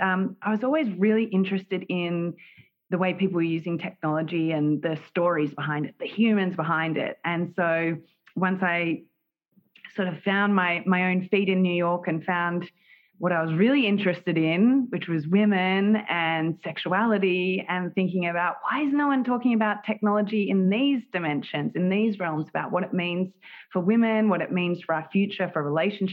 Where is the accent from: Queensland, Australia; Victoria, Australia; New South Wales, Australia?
Victoria, Australia; Melbourne; moved away as an adult; now in United States; am from Melbourne, Australia